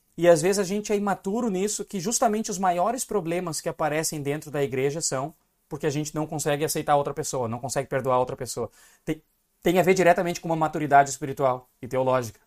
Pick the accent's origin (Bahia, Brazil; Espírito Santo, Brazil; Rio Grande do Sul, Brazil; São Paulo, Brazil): Rio Grande do Sul, Brazil; eu sou gaúcho